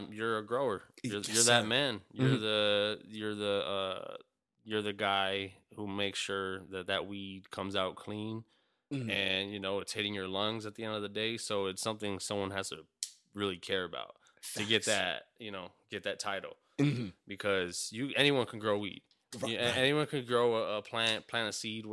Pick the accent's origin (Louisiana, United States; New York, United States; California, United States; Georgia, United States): California, United States; Los Angeles; moved away as an adult; now in Phoenix, United States; I'm from East Los Angeles, California